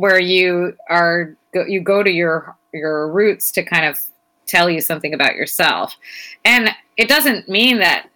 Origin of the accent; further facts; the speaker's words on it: United States; growing up in America as a child of immigrants